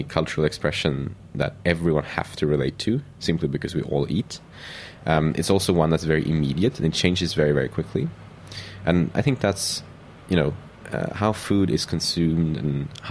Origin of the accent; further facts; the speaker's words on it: Sweden; English is a second language; also born or lived in Paris, France; being Swedish, growing up in the Nordic region, growing up in the countryside